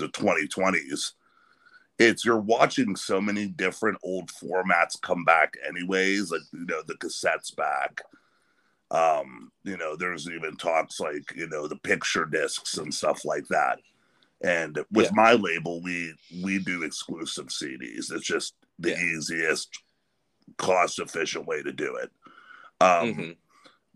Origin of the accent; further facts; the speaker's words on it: Pennsylvania, United States; I grew up in Pennsylvania, but always was a part of that Youngstown scene.